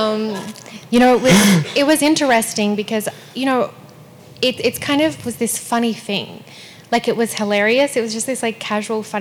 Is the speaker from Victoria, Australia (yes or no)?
yes; Melbourne, Victoria, Australia; moved away; also born or lived in Perth, Western Australia; I was born in Perth, which is Western Australia. Mm-hmm. But we moved to Melbourne when I was still a baby. So Melbourne's definitely my hometown.